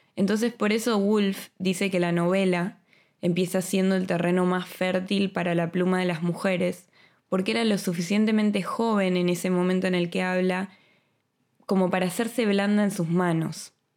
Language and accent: Spanish; Buenos Aires, Argentina; moved away as an adult; now in Madrid, Spain; soy argentina y viví en Buenos Aires toda mi vida hasta que me vine a Madrid hace dos años